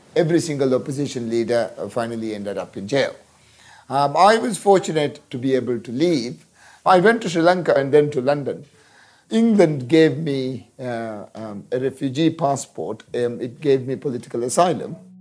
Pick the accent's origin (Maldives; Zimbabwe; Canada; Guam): Maldives; also born or lived in Liverpool; When we grew up in the Maldives, we had beach, uh, we had the sea, and we went swimming almost every